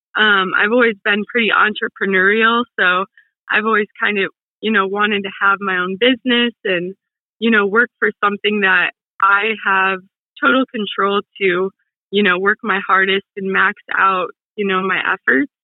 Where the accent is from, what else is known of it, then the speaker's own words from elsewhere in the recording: Toledo, Ohio, United States; also born or lived in Cincinnati, Ohio; I am from Ohio, the Toledo area over in Ohio